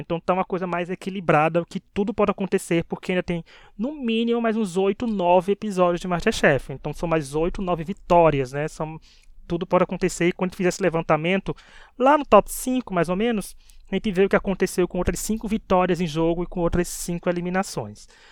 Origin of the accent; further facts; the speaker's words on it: Bahia, Brazil; accent: Northeastern; a gente é da Bahia, o tempero, né, a coisa nordestina, gente. Nordeste, né, nós somos maravilhosos, né, já pode ver não só nosso sotaque